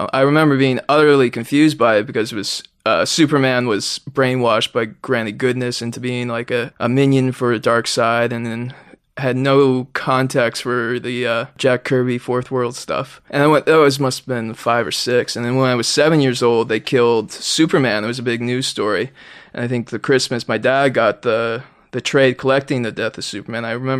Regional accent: Toronto, Ontario, Canada; Yeah, I grew up in Rexdale, as we call it. Not the best area of Toronto, you know.

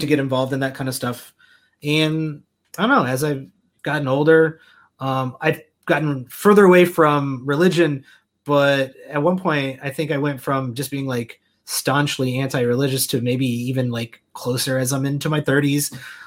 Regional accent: Central Illinois, United States; I grew up in Central Illinois

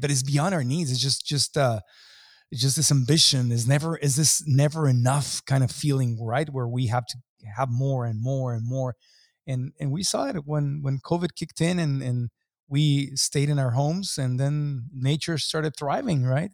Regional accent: Mexico; growing up in Mexico

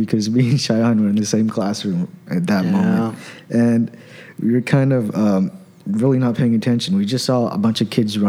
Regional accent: Myanmar; now in New York, United States; I'm from Burma, which is all the way across the world.

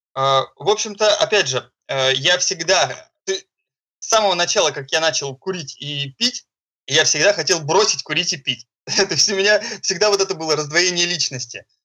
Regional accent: Saint Petersburg, Russia; я из Санкт-Петербурга.

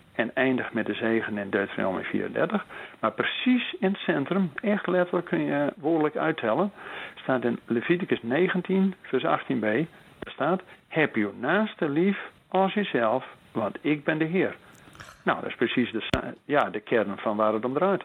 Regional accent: Netherlands; als Nederlanders zijn we dat niet gewend.

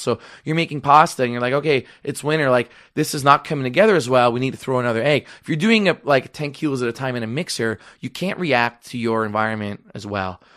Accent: Toronto, Ontario, Canada; I am from Rexdale.

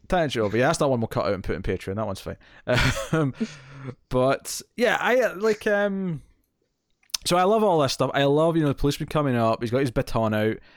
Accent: Scotland, United Kingdom; accent: Scottish; I still sound Scottish

